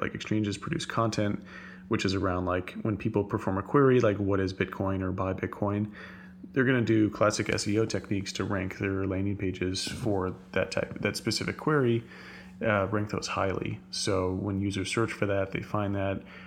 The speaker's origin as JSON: {"language": "English", "region": "Texas", "country": "United States", "said": "I'm a Texan"}